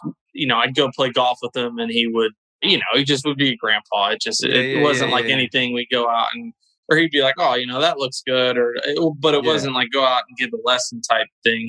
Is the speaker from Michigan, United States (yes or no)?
no; Louisville, Kentucky, United States; moved away as an adult; now in Florida, United States; growing up in Louisville, Kentucky